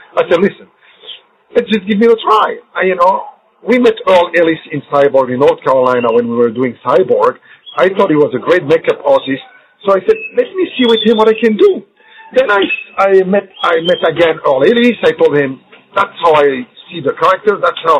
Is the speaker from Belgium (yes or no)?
yes; Belgium; first language French; English is a second language; also born or lived in United States; now in Morocco; From where I was born in Morocco in 62, mm-hmm. and then in 64, I was just 2 years old in Belgium, grew up in Belgium, that's why my first language became French